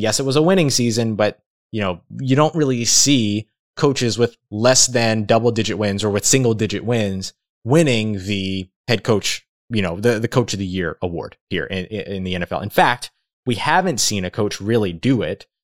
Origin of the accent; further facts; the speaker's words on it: Louisiana, United States; I have Louisiana ties and I'm from Louisiana